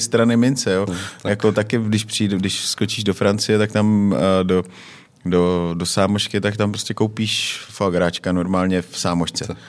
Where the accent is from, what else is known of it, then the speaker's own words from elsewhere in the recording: Czechia; my, jako Češi